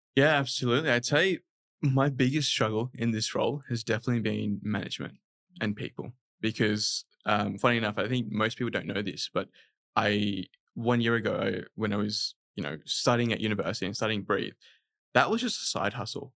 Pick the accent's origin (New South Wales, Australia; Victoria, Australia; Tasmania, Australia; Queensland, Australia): New South Wales, Australia; Sydney; born or raised there; also born or lived in Dhaka, Bangladesh